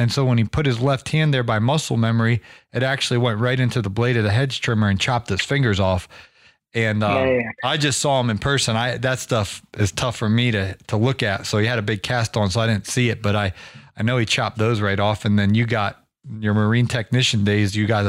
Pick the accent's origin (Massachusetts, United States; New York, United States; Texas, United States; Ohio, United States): Ohio, United States; I'm from Ohio.